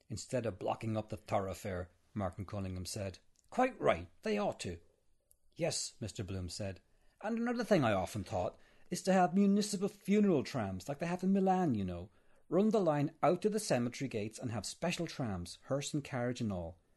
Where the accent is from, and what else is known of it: Arklow, Leinster, Ireland; born or raised there